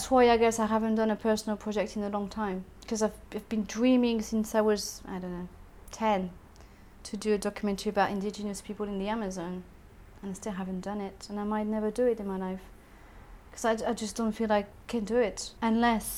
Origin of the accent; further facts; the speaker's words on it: France; now in United Kingdom; I'm not British. I'm French.